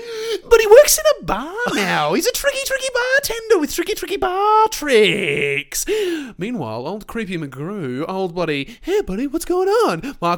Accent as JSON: {"language": "English", "country": "Australia", "said": "As an Australian"}